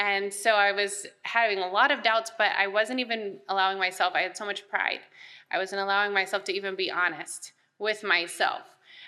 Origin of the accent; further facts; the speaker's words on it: Wichita, Kansas, United States; born there; now in Texas, United States; So I was born in Wichita, Kansas. So we got here as soon as we could, but I wasn't born in Texas.